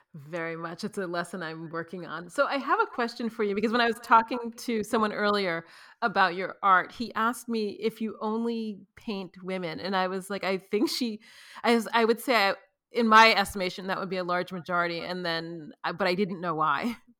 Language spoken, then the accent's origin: English; New York, United States; now in Los Angeles, United States; I'm from New York